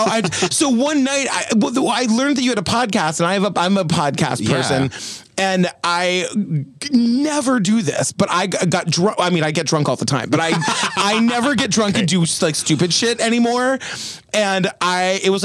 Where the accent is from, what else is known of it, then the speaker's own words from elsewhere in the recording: Cape Cod, Massachusetts, United States; moved away as an adult; also born or lived in Boston; now in New York, United States; I grew up on Cape Cod. I went to college in Boston. And I moved here the day after graduation.